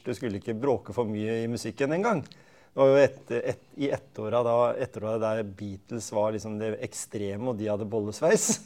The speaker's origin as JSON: {"language": "Norwegian", "town": "Skien", "region": "Telemark", "country": "Norway", "tie": "born or raised there", "said": "Jeg vokste opp på Gjemse"}